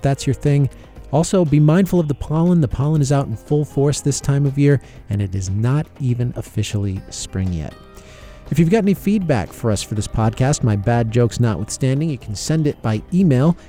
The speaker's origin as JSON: {"language": "English", "region": "New England", "country": "United States", "tie": "born or raised there", "moved": "yes", "lives_now": "Georgia, United States", "said": "growing up in New England"}